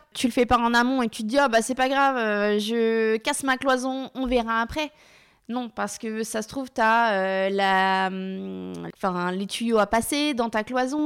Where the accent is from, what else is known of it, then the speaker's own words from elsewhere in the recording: Laval, Pays de la Loire, France; moved away; on est originaire de Laval